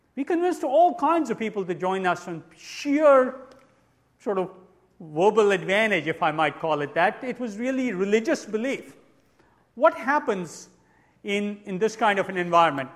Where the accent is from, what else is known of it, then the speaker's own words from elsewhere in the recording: New Zealand; I'm actually from New Zealand